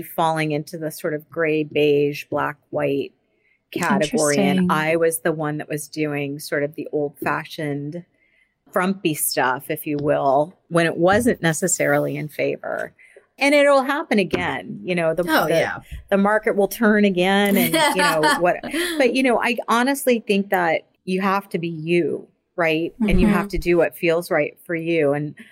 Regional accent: Florida, United States; now in Boston, United States; I am from Florida. Yeah, I am. So I born and raised in Florida

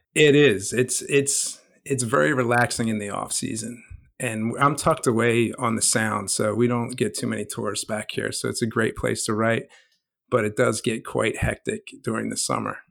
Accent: New Jersey, United States; also born or lived in Oaklyn, New Jersey; growing up in South Jersey in the, the late 70s and the 80s and early 90s

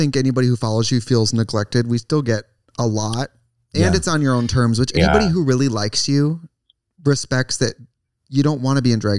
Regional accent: Wisconsin, United States; moved away; putting it on a plot in Wisconsin in my hometown.

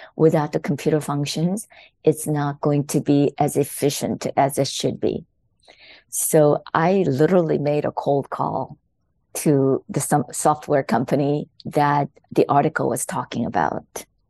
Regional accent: South Korea; born or raised there; English is a second language; moved away as an adult; also born or lived in Los Angeles, United States; now in United States

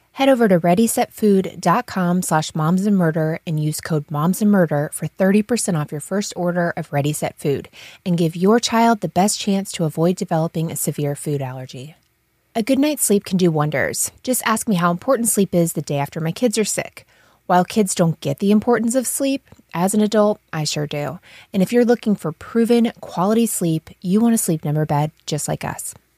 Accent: Havana, Florida, United States; I grew up in Havana, which is north of Tallahassee

